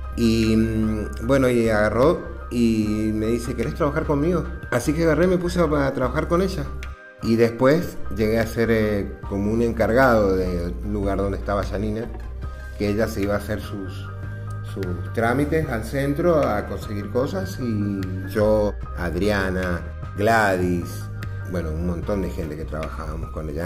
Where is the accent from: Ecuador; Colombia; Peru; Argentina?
Argentina; Mendoza; now in Neuquén, Argentina; Soy de Mendoza